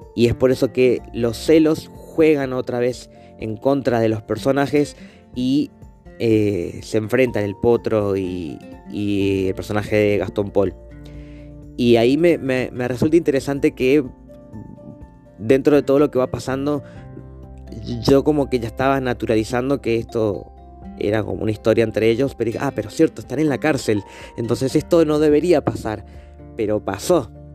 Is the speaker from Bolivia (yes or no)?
no; Mendoza, Argentina; Mendoza está al lado de Chile y para nuestra provincia mucha gente va muy seguido para Chile